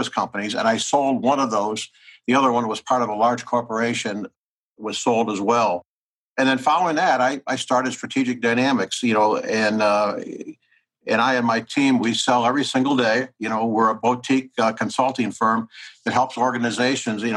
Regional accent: Midwest of the United States, United States; born or raised there

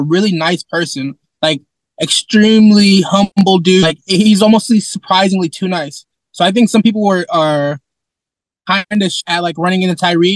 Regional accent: Sacramento, California, United States; I was born and raised here in Sacramento

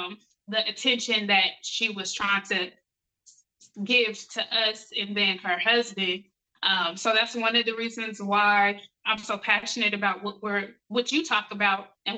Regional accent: Colorado, United States; It was cool. I grew up with a lot of love, mainly from my mom.

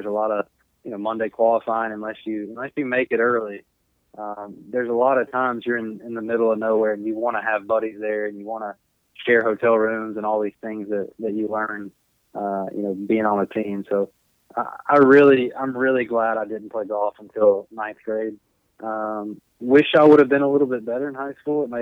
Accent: the South, United States; moved away as an adult; also born or lived in Missouri; I'm from the South and I went 8 hours north

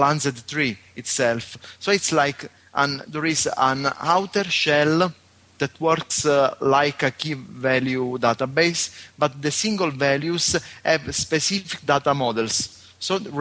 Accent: Sicily, Italy; I'm from Sicily, Italy

